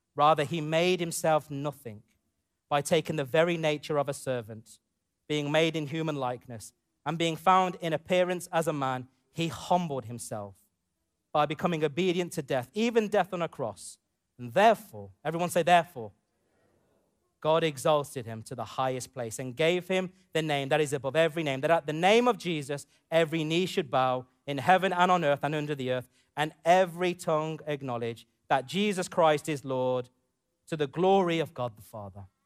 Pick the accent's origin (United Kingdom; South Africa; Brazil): United Kingdom; growing up in the U K as a, as a British Asian man, British, A, British Asian boy to a man